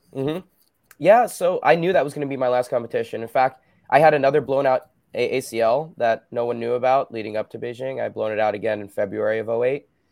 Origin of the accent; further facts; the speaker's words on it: New Jersey, United States; moved away as an adult; also born or lived in Belmar, New Jersey; now in West Coast, United States; I grew up in Jersey